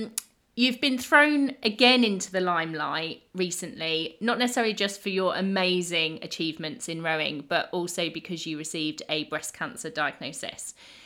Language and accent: English; Henley-on-Thames, South East England, United Kingdom; Growing up in Henley on Thames was always nice, largely because I got amazing waitress jobs, because I always waitressed at all of the rowing regatta